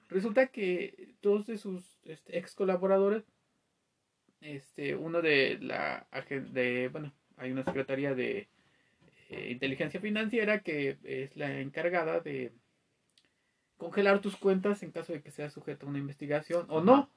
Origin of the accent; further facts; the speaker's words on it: Mexico; nosotros como mexicanos